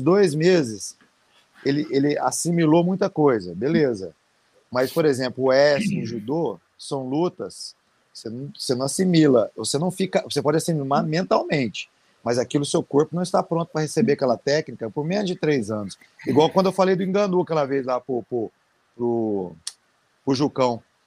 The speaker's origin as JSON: {"language": "Portuguese", "country": "Brazil", "said": "eu sou brasileiro"}